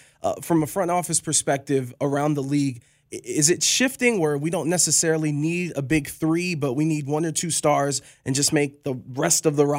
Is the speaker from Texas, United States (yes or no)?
no; Cleveland, Ohio, United States; I'm from Cleveland